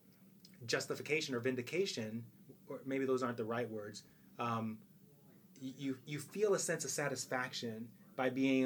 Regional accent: Virginia, United States; I'm from Virginia, my vagina

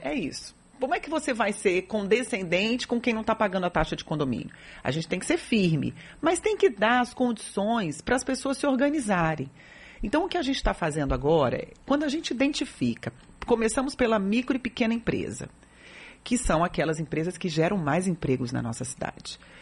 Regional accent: Brasília, Federal District, Brazil; now in Salvador, Brazil; eu não sou daqui, eu sou natural de Brasília

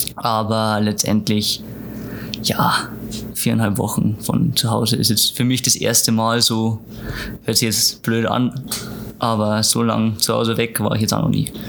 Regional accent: Lower Bavaria, Germany; Niederbayern, wo ich herkomme

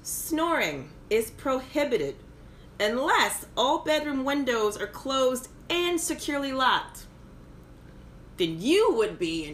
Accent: Baton Rouge, Louisiana, United States; moved away; I hail from the great state of Louisiana. I was born and raised in Baton Rouge, the state capital. So if you ever meet me and you know I'm from Louisiana, don't say New Orleans. No, I am not from New Orleans. I'm from Baton Rouge.

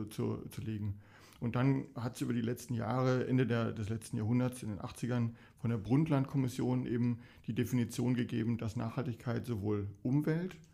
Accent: Dortmund, North Rhine-Westphalia, Germany; now in Limburgerhof, Germany; Momentan 58 und komme aus Dortmund.

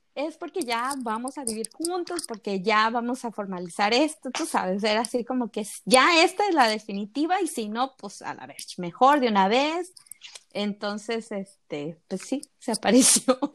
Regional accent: Veracruz, Mexico; yo soy de Veracruz

